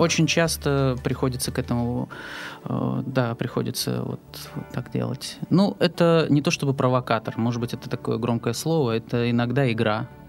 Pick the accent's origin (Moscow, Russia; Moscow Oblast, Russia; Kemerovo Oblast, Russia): Kemerovo Oblast, Russia; Novokuznetsk; moved away as an adult; now in Saint Petersburg, Russia; У меня была изначально моя театральная студия в родном городе, откуда я приехал в Петербург. А, в городе Новокузнецке